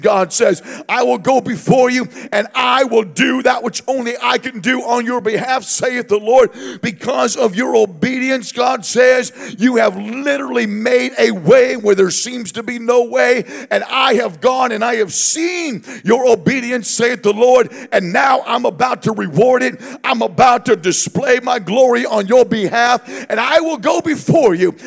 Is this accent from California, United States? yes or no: yes; Southern California, United States; we are from Southern California